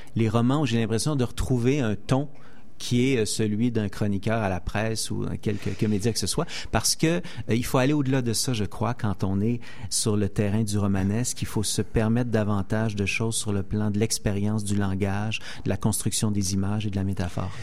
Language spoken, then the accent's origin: French; Saint-Denis-de-Brompton, Quebec, Canada; j'ai grandi dans un rang à Saint-Denis-de-Brompton, en pleine campagne